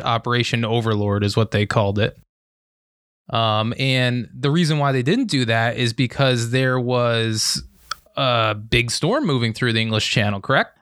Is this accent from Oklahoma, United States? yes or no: no; Lehigh Valley, Pennsylvania, United States; I'm from the Lehigh Valley in Pennsylvania.